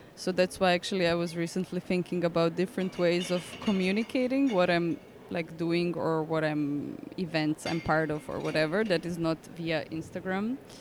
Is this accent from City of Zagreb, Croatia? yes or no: yes; Zagreb, City of Zagreb, Croatia; English is a second language; moved away; I'm from Zagreb, but that's not on the seaside